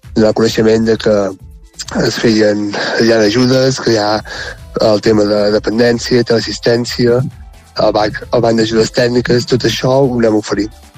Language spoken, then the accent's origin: Catalan; Sant Quirze de Besora, Catalonia, Spain; vaig tornar a viure a Sant Quirze de Besora, que és el meu poble